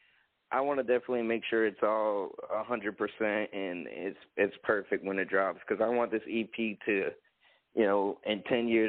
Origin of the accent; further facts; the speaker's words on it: Cape Coral, Florida, United States; Growing up in Cape Coral, I'm still in the Southwest Florida area